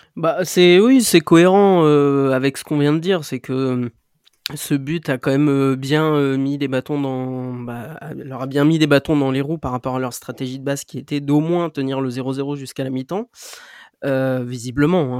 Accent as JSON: {"language": "French", "region": "Normandy", "country": "France", "said": "je suis normand"}